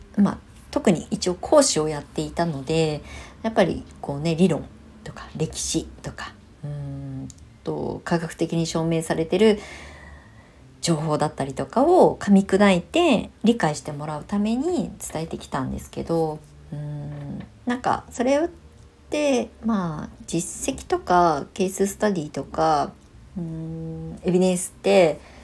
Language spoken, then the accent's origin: Japanese; Japan; moved away as an adult; also born or lived in Tokyo, Japan / Shonan, Japan; 地元に帰ってきて